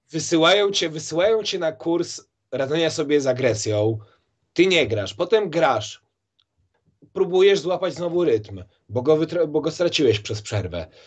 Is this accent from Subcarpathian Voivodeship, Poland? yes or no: no; Warsaw, Masovian Voivodeship, Poland; ja jestem, wiesz, chłopak z Mokotowa